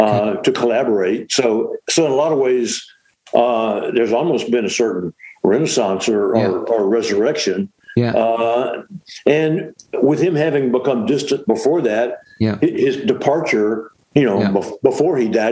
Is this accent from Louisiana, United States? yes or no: yes; Shreveport, Louisiana, United States; I'm from Shreveport, yeah.